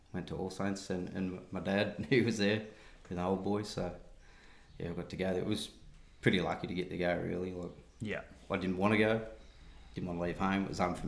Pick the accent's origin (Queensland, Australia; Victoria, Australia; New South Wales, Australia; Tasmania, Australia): New South Wales, Australia; Peak Hill; also born or lived in Bathurst / Condobolin; I grew up back in Peak Hill. Born and bred in Peak Hill. I spent the first 17 years over there